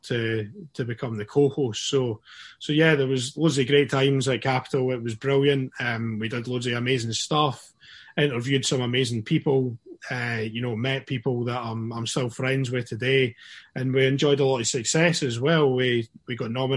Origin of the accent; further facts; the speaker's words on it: Dunfermline, Scotland, United Kingdom; now in Glasgow, United Kingdom; growing up in Dunfermline